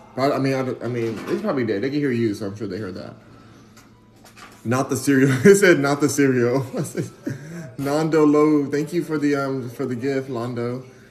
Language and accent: English; Los Angeles, California, United States; I'm from Los Angeles.